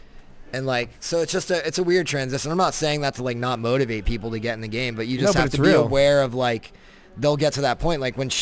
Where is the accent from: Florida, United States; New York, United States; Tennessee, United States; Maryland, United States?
Florida, United States; also born or lived in Colorado; I'm from Florida